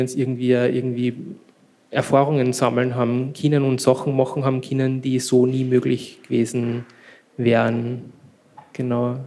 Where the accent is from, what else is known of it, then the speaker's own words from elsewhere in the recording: Freistadt, Upper Austria, Austria; uns damals als Jugendliche in Freistadt